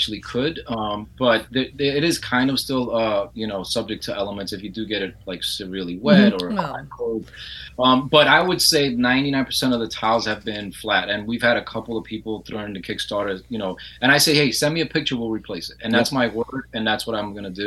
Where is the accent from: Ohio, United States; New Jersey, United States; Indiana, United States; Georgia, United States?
New Jersey, United States; moved away as an adult; now in Florida, United States; I'm from Jersey